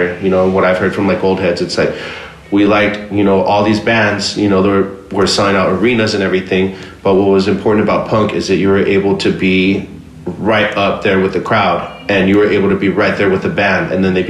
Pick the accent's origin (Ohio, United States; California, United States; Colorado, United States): California, United States; West Covina; also born or lived in Monterey Park; I grew up in West Covina. Initially, my family was from Monterey Park